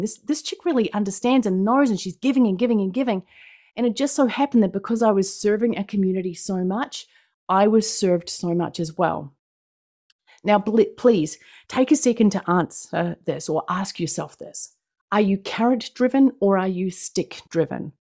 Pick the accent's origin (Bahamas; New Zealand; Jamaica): New Zealand; accent: New Zealand; I'm from New Zealand. That's what my accent is. It is not Australian